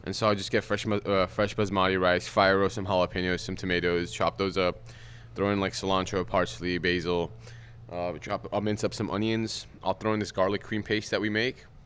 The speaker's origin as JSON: {"language": "English", "town": "Glendale", "region": "California", "country": "United States", "tie": "born or raised there", "said": "I went to Glendale High School. I uh, was born in Glendale"}